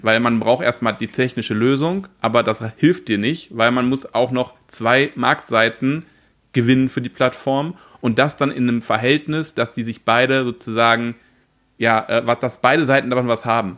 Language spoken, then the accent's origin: German; Paderborn, North Rhine-Westphalia, Germany; ich komme aus Paderborn oder in der Nähe von Paderborn